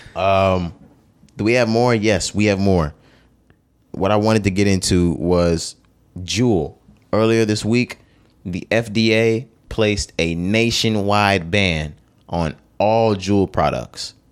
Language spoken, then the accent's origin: English; Texas, United States; growing up in Texas, walking in the mall, walking in stores, doing certain things